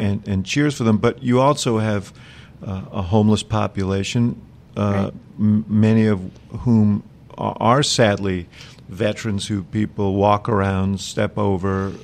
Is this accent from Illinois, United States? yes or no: yes; Chicago, Illinois, United States; I'm from Chicago